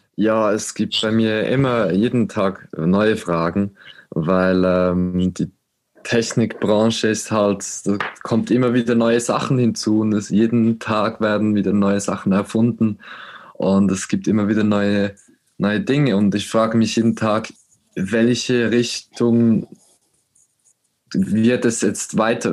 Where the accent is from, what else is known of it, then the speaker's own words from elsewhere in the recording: Switzerland; bei uns in der Schweiz